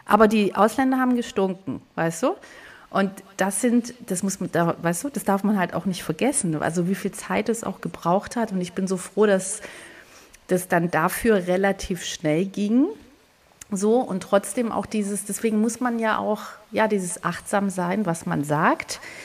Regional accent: Swabia, Baden-Württemberg, Germany; also born or lived in Greece (ancestry); now in Hamburg, Germany; das schwäbische Essen natürlich, weil ich bin da groß geworden

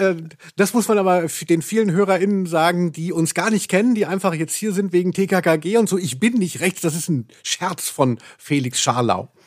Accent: Hesse, Germany; Ich komme ja eben aus Hessen, da hieß die Kerb

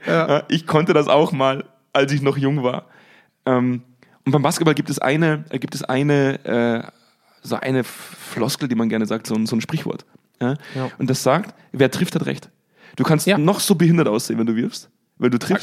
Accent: Bavaria, Germany; accent: Bavarian; now in North Rhine-Westphalia, Germany; Die meiste Zeit lebe ich ja eigentlich in, in, in Nordrhein-Westfalen. Das ist mir nicht erlaubt, dass ich meinen bayerischen Dialekt rauslasse

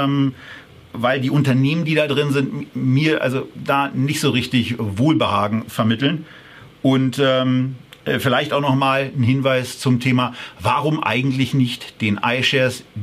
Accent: Berlin, Germany; Äh, das kann man als Berliner ganz gut ab

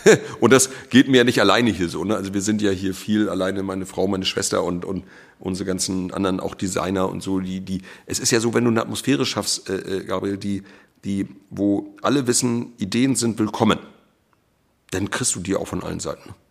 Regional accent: Schleswig-Holstein, Germany; born there; now in Mecklenburg-Vorpommern, Germany; ich bin ja gebürtiger Schleswig-Holsteiner und äh, bin aber äh, ja jetzt inzwischen also viel mehr Jahre meines Lebens hier in MacPom

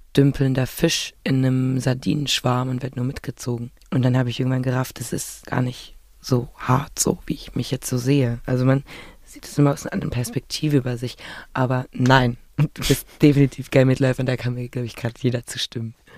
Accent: Berlin, Germany; ich bin ja in Berlin äh, geboren und aufgewachsen

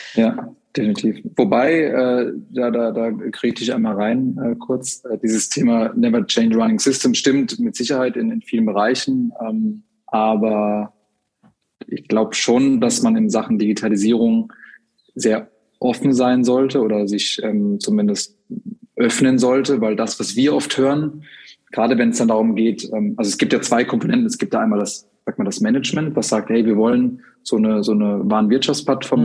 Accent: Freiburg im Breisgau, Baden-Württemberg, Germany; moved away as an adult; now in Hamburg, Germany; bin gebürtig aus Freiburg im Schwarzwald und ähm, wohne aber seit mittlerweile zwölf Jahren in Hamburg

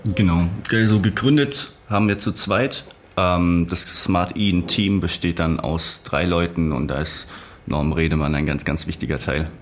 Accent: Rhineland-Palatinate, Germany; Ich komme aus der Pfalz, ich komme aus der Natur, ich komme von einem, einer kleinen Stadt

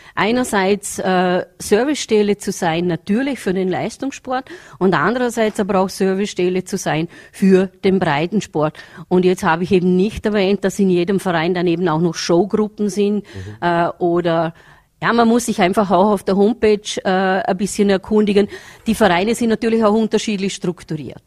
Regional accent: Vorarlberg, Austria; hier bei uns in Vorarlberg

